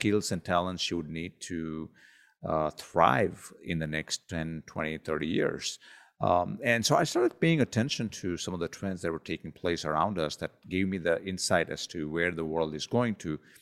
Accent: India; growing up in India

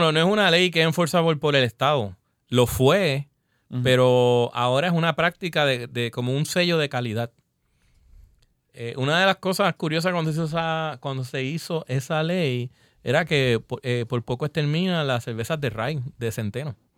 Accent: Puerto Rico; nosotros queremos aquí como brewers puertorriqueños

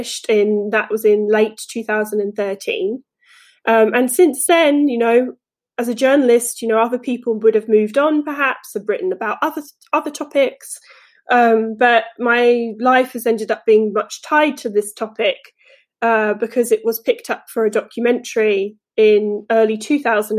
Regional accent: England, United Kingdom; moved away as an adult; now in United States; I am from England, as you might hear still, but I've lived in the US for 10 years now

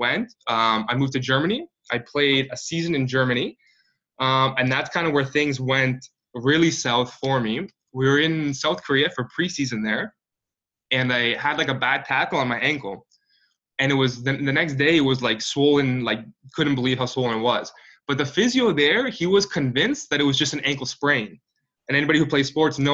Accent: Kitchener, Ontario, Canada; I grew up in Kitchener, which is about an hour west of Toronto.

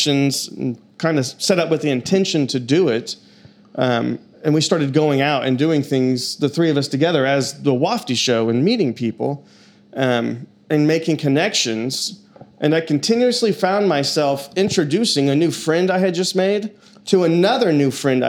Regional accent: Shawnee, Oklahoma, United States; I'm born and raised in Shawnee

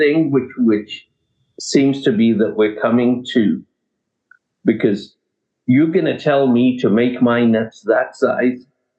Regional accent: England, United Kingdom; moved away; When I came from England, I wanted to get into some sort

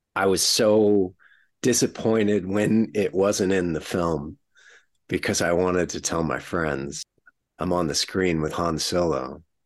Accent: not far from San Antonio, south central Texas, United States; I grew up in Texas, uh, sort of south central Texas, uh, not far from San Antonio

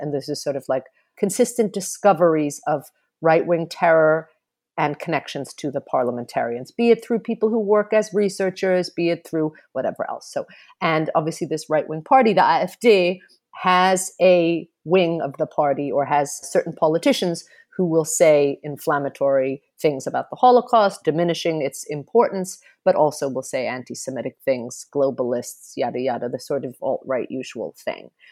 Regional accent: Germany; moved away as an adult; also born or lived in United States / Lebanon; now in Berlin, Germany; I grew up in Germany, and have also lived in the U S and Lebanon

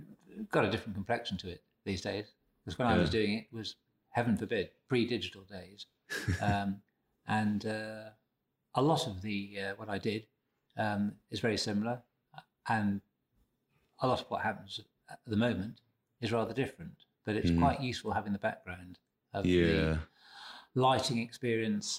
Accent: north of Shropshire, West Midlands, United Kingdom; moved away as an adult; also born or lived in London; Having come from north of Shropshire

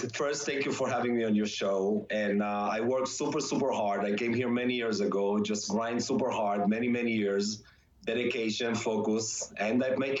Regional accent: Israel; moved away; When I came from Israel, the first couple of years, I had not a lot of money to start any business, so I just needed to scrap a few dollars here and there.

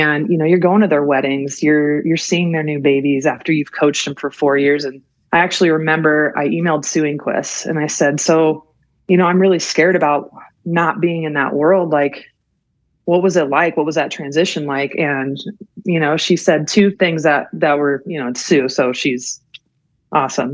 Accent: Colorado, United States; moved away as an adult; I grew up in Colorado

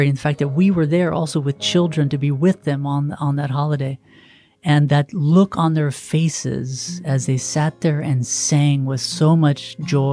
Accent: United States; me, as an American

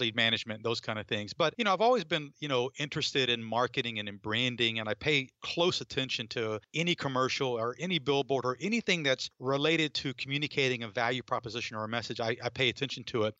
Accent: North Georgia, United States; moved away as an adult; also born or lived in Atlanta / Boston / New England; I grew up in North Georgia

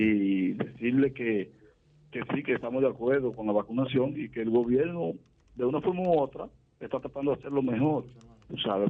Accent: Esperanza, Valverde, Dominican Republic; de la provincia de Valverde, Esperanza

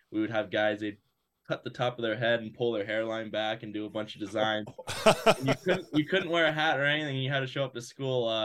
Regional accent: Fallbrook, California, United States; So kind of small town, uh, right? SoCal, California, right around there.

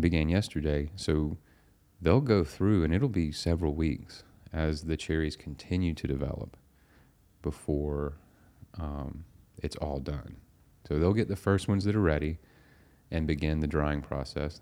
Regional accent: United States; We're two guys from America

